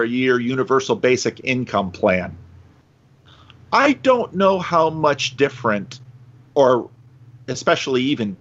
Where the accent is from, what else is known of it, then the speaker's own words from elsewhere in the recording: Paterson, New Jersey, United States; moved away as an adult; also born or lived in Dominican Republic; now in Sacramento, United States; growing up in Patterson